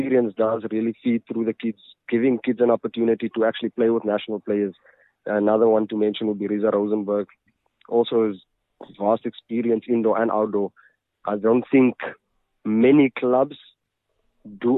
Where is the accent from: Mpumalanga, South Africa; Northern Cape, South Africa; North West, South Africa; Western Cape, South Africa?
Northern Cape, South Africa; Kimberley; also born or lived in Johannesburg; now in Mahikeng, South Africa; I am from Kimberley.